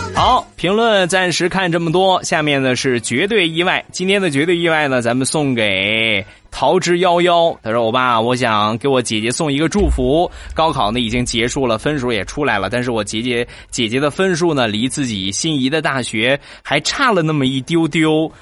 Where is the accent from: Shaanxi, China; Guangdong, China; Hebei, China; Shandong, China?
Shandong, China; Rizhao; 我们家乡的特产，日照绿茶